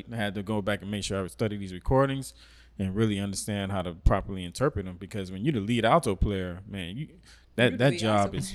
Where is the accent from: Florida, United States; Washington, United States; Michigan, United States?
Florida, United States; Miami; moved away; since I was in high school back in Miami